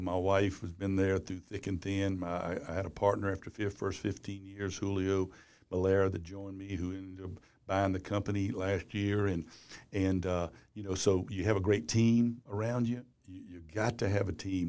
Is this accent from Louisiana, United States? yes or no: yes; Baton Rouge, Louisiana, United States; Baton Rouge. It's my hometown, Louisiana